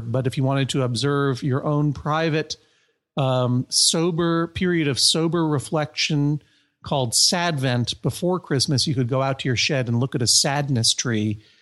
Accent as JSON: {"language": "English", "country": "United States", "said": "I'm an American. I'm not, I'm not from Transylvania."}